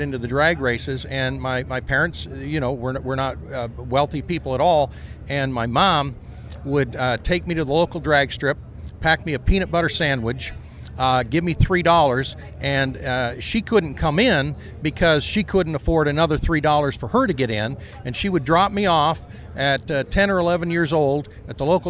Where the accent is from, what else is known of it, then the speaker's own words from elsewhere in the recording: Ontario, Canada; I was born in Ontario, Canada